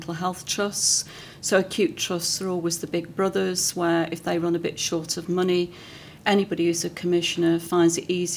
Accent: Manchester, North West England, United Kingdom; Being a Mancunian

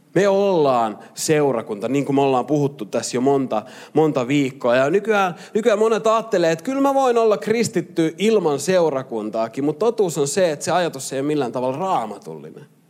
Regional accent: Lahti, Päijät-Häme, Finland; moved away; mä oon Lahdesta kotosi ja Lahdessa mä pelasin futista

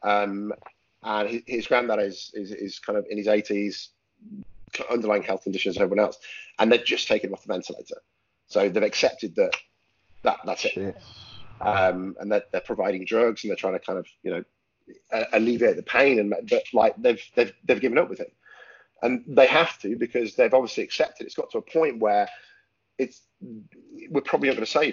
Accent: Lincolnshire, East Midlands, United Kingdom; now in London, United Kingdom; I'm from originally from Lincolnshire, which is quite rural

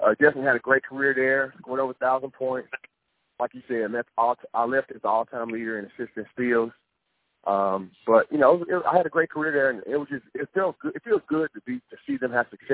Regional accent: Memphis, Tennessee, United States; now in Nashville, United States; I'm actually from Memphis, Tennessee, the same town that Penny Hardaway is from

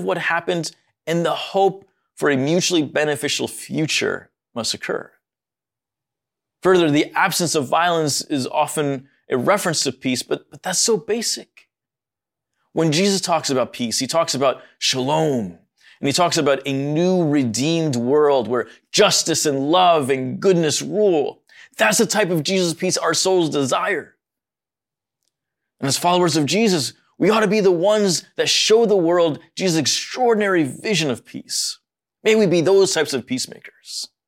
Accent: United States; born there; As a Middle Easterner, my heart is deeply concerned for all the parties involved. And while I was born here in the States, my parents and everyone before was born in Egypt.

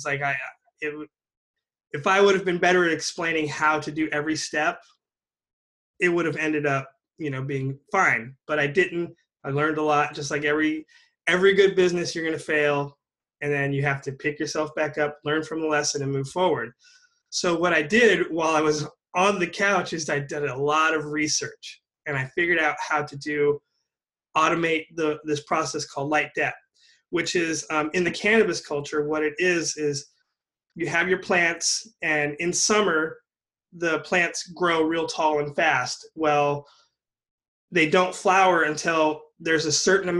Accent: California, United States; also born or lived in Humboldt County, California; I was born in California and I moved up to Humboldt County, which when I was in high school

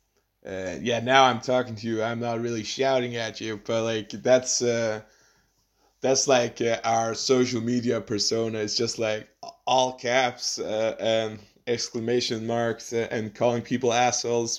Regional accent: Faroe Islands; I'm from the Faroe Islands.

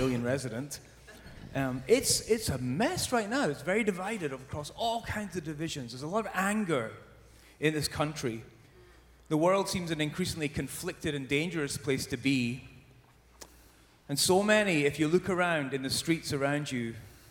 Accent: Scotland, United Kingdom; now in Southern California, United States; I'm from Scotland originally

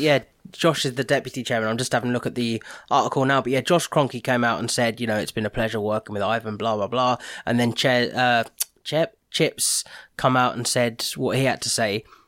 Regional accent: Watford, East of England, United Kingdom; I was born in Watford

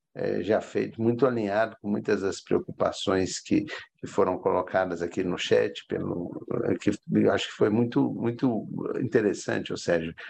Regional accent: Belo Horizonte, Minas Gerais, Brazil; moved away as an adult; now in Manaus, Brazil; eu sou natural de Belo Horizonte, mas com muito orgulho também é, compartilho o título de cidadão amazonense. Opa. Eu moro em Manaus há, há 20 anos

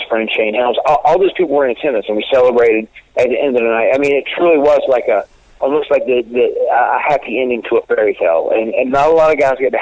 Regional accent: North Carolina, United States; my home state, 100 miles from where I live. In my home state, and be in front of my fellow North Carolinians

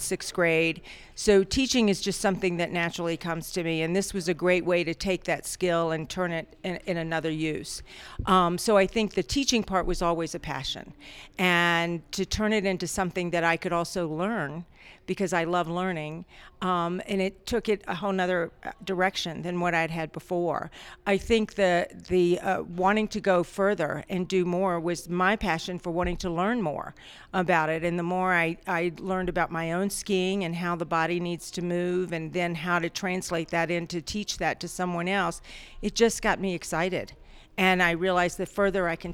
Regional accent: outside of Richmond, Virginia, United States; moved away as an adult; I actually grew up in the South, outside of Richmond, Virginia

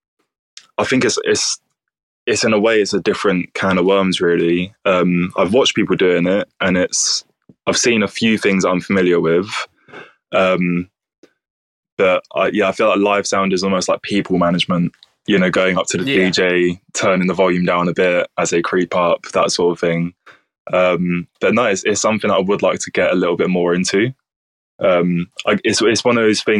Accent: Bromley, London, United Kingdom; now in Brighton, United Kingdom; I'm actually from Southeast London

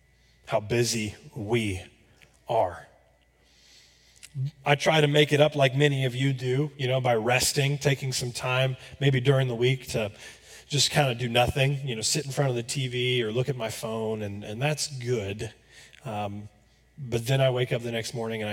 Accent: Florida, United States; moved away as an adult; now in Johnson County, Kansas, United States; I'm from Florida, so it rains pretty much every day

